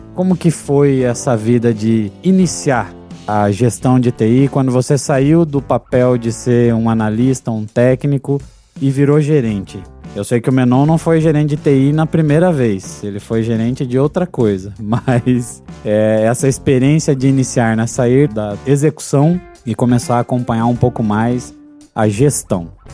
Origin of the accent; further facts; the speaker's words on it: Paraná, Brazil; Eu não sou de Curitiba, mas como eu nasci no Paraná